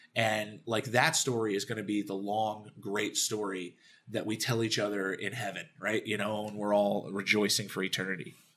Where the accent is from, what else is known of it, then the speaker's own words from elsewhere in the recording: Dallas, Texas, United States; I grew up in Dallas, Texas